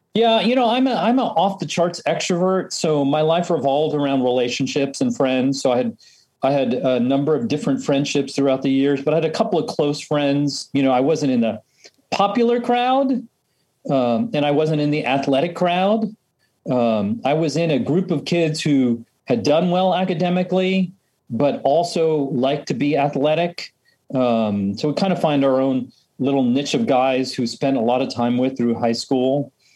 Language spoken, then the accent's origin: English; middle to northern New Jersey, United States; now in Washington, D.C., United States; I grew up in uh, middle to northern New Jersey